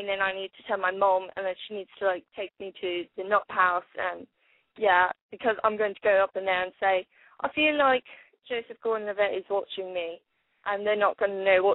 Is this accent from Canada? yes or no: no; Laleham, South East England, United Kingdom; I'm from Laleham in Middlesex, England. I'm actually visiting in US